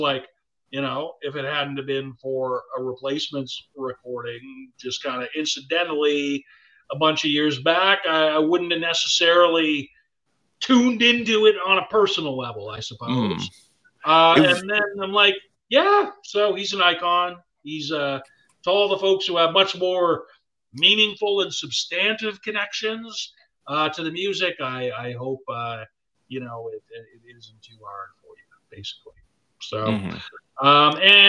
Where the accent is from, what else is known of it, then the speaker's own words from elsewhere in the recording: Canada; I'm Canadian